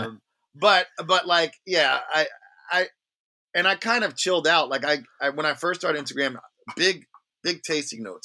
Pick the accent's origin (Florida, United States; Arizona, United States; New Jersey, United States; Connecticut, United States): New Jersey, United States; Long Branch; also born or lived in Red Bank, New Jersey; I grew up in a town called Long Branch